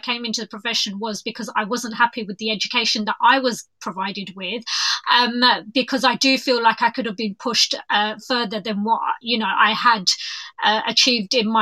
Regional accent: London, United Kingdom; I'm from East London

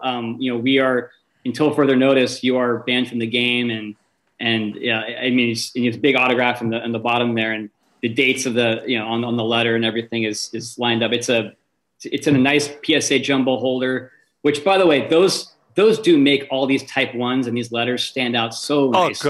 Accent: Bay Area, California, United States; moved away as an adult; I was born raised in the Bay Area

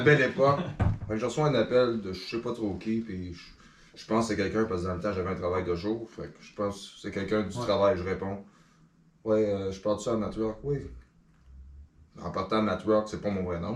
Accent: Les Cèdres, Quebec, Canada; also born or lived in L'Île-Perrot; je suis un gars de Vaudreuil-Soulanges. J'ai grandi à Les Cèdres.

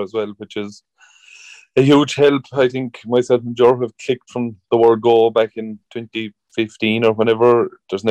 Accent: Killarney, Munster, Ireland; it's my hometown anyway, so I'm always going to have some bit of local knowledge

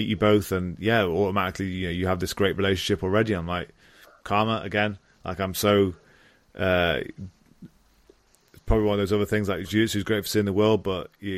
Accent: Stafford, West Midlands, United Kingdom; I'm a kid from Stafford, England.

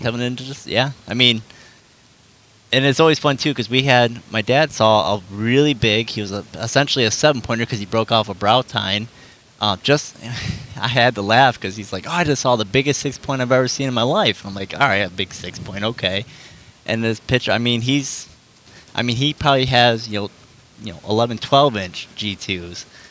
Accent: Michigan, United States; we are from Michigan

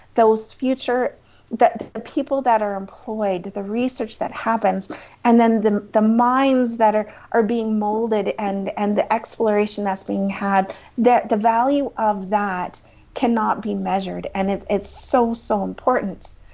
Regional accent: Crowsnest Pass, Alberta, Canada; also born or lived in Lethbridge; I am a Southern Alberta girl. I grew up in the Crows Nest Pass

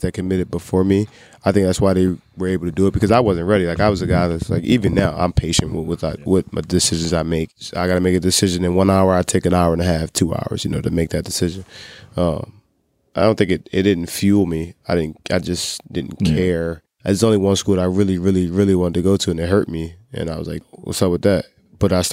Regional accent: Philadelphia, Pennsylvania, United States; I'm from Philly.

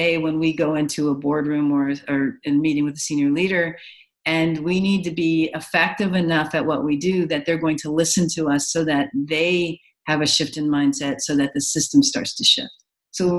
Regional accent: Los Angeles, California, United States; I grew up in Los Angeles with a lot of different influences

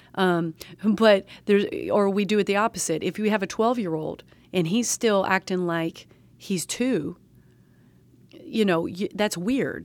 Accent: the South, United States; I'm a Southerner

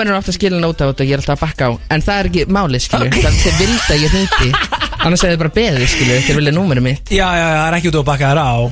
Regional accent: Iceland; Ég er frá Íslandi

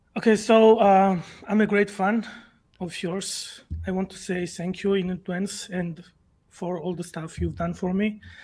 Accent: Georgia; English is a second language; I'm from Eastern Europe. Uh, if you know the Georgia

